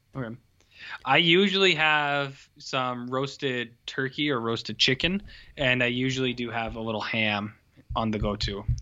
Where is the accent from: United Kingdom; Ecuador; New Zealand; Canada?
Canada; we're Canadian.